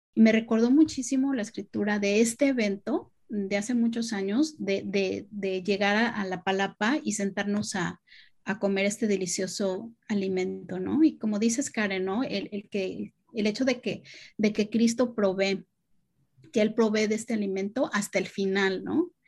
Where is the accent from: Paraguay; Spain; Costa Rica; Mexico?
Mexico; Chetumal, Quintana Roo; Es de chica, nosotros vivíamos en Chetumal, en Quintana Roo